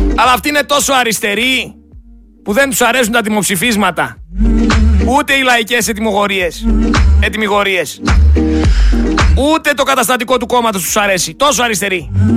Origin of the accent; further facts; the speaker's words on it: Greece; σαν Έλληνες πολίτες